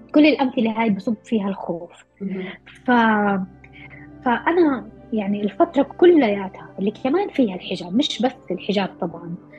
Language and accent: Arabic; Palestine; احنا كمجتمع أو كفلسطينية محتلين